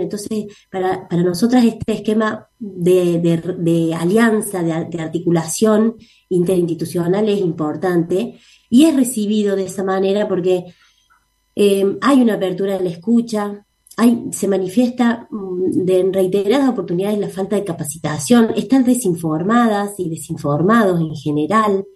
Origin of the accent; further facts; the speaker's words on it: Córdoba, Argentina; nosotras somos cordobesas, así que somos locales acá